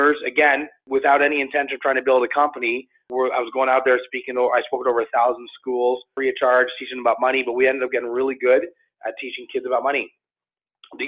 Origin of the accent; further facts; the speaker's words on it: Toronto, Ontario, Canada; I grew up in Toronto, in the Toronto area